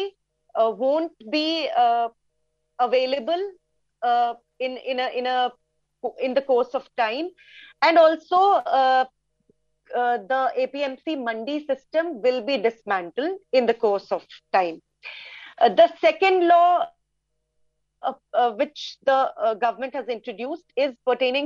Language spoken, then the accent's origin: English; India; I'm from India.